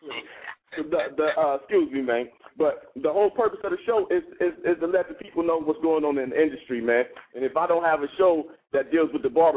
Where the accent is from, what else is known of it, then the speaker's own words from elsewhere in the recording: Ohio, United States; I'm from Ohio.